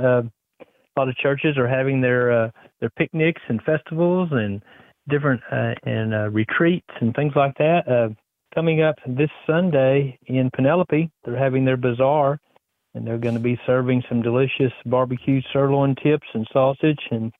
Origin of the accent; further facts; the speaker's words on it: West, Texas, United States; at St. Mary Church of the Assumption here in my hometown